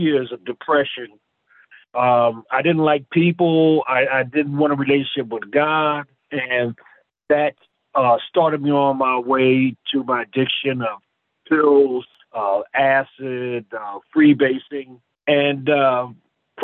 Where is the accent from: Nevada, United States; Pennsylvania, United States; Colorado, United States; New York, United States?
Pennsylvania, United States; Philadelphia; now in Roseville, United States; I'm originally from Philadelphia, and I was born in the church